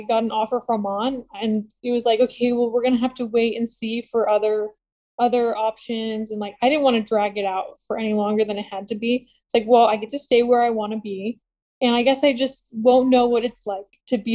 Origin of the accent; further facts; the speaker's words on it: Buffalo, New York, United States; moved away as an adult; I was born in Buffalo